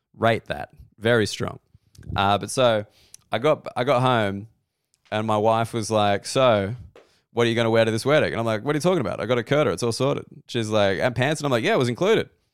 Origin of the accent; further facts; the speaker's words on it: Sydney, New South Wales, Australia; also born or lived in London / Berlin; I'm, I'm from Sydney. I've lived in London